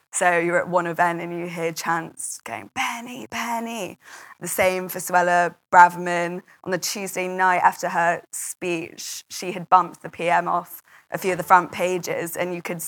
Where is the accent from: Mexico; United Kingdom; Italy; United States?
United Kingdom; Manchester, North West England; And I'm Mancunian myself, so quite like being in Manchester.